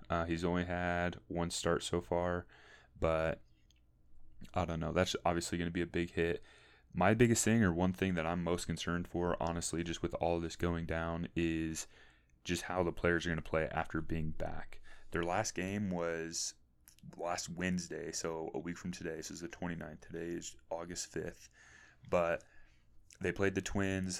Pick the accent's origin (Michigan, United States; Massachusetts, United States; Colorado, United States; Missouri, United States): Missouri, United States; St. Louis; I'm from St. Louis, Missouri, originally, or more specifically, the St. Charles County area